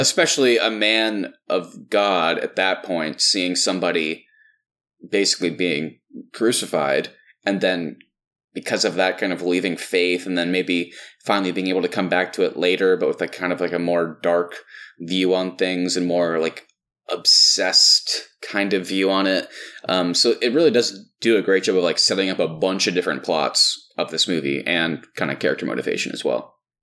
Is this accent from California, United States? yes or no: no; Texas, United States; all of us growing up in Texas